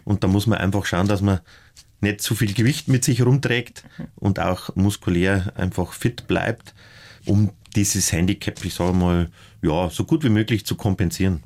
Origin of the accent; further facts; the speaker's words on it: northern Upper Palatinate, Bavaria, Germany; aus der nördlichen Oberpfalz, wo ich herkomme